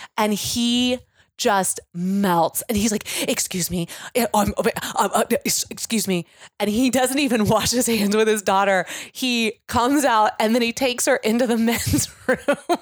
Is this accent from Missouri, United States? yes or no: yes; Kansas City, Missouri, United States; now in Chicago, United States; I'm very proud of my hometown